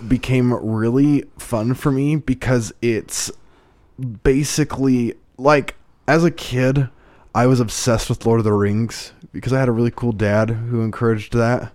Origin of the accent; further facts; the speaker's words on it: Idaho, United States; moved away as an adult; my hometown. It's a town of ten thousand people